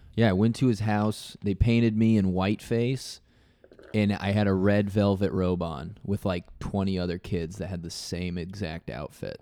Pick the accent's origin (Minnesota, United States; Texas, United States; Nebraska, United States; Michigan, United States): Nebraska, United States; people know I'm from Nebraska